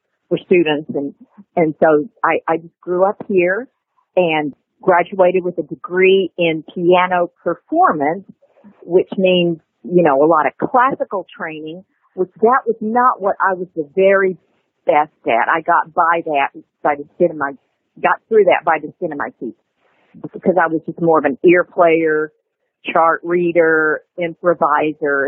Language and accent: English; Nashville, Tennessee, United States; I was born here in Nashville, Tennessee, Vanderbilt Hospital, in 1952, November 24th, 1952, and grew up here in Nashville